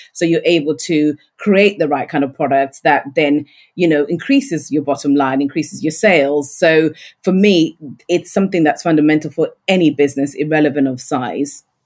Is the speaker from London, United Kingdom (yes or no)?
no; Yorkshire and the Humber, United Kingdom; I'm a Yorkshire lass